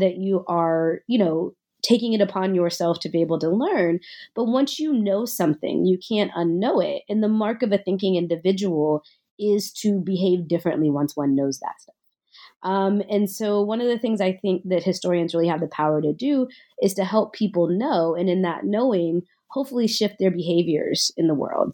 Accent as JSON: {"language": "English", "town": "Nashville", "region": "Tennessee", "country": "United States", "tie": "born or raised there", "said": "I grew up in Nashville, Tennessee."}